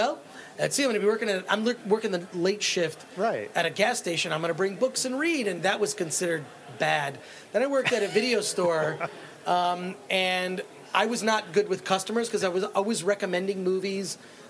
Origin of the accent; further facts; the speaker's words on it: Royal Oak, Michigan, United States; Royal Oak, Michigan, just outside of Detroit.